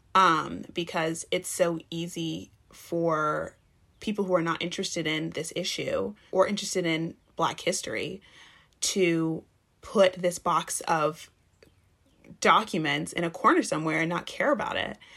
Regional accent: Texas, United States; moved away as an adult; I'm from the South, um, I'm from Texas

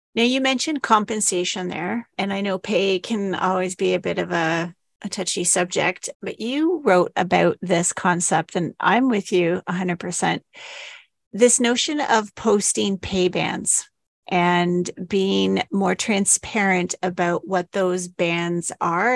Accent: Canada; we're Canadian

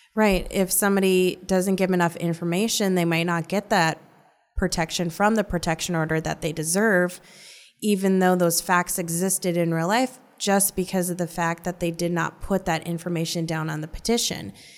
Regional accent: North Dakota, United States; now in Omaha, United States; I grew up in North Dakota

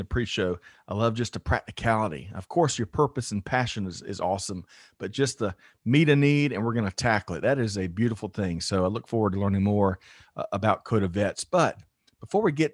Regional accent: South Carolina, United States; I'm from South Carolina

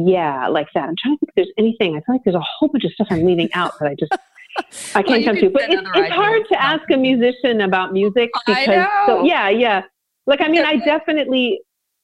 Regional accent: Vancouver, British Columbia, Canada; I'm from Vancouver, BC. I mean, I grew up two blocks from the beach

